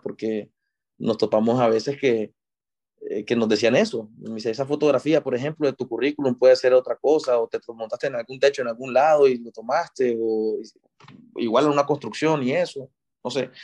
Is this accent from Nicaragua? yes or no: yes; Nicaragua; also born or lived in Monterrey, Mexico; toda mi vida me creí en Nicaragua